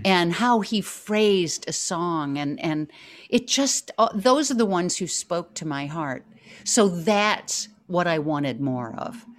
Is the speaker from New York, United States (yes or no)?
yes; New York, United States; the New Yorker I am